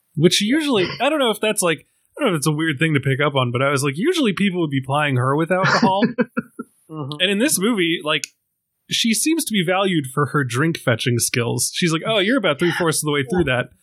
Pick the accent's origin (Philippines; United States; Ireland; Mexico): Ireland; being an Irishman